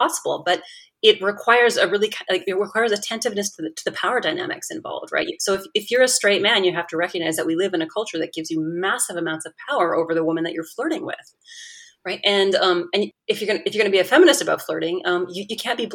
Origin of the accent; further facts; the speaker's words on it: Canada; moved away as an adult; now in United States; as a Canadian, I moved to the United States